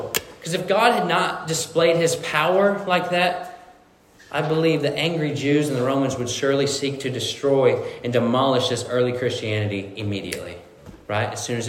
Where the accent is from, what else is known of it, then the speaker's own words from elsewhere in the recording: Missouri, United States; And so I'm from Missouri, and when I moved down to Missouri, my family had a fox trotting farm, which is horses, right?